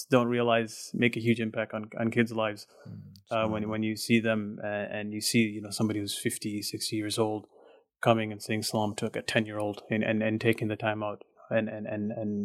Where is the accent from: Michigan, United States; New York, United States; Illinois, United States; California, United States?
Illinois, United States; Chicago; I grew up, born and raised in Chicago